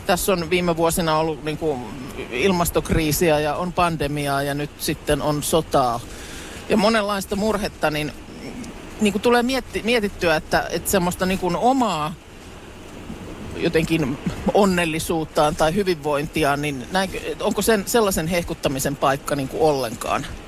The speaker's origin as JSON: {"language": "Finnish", "town": "Lahti", "region": "Päijät-Häme", "country": "Finland", "said": "olen itse Lahesta kotoisin ja sillä lailla sellaisesta aika niinku jotenkin murteettomalta alueelta"}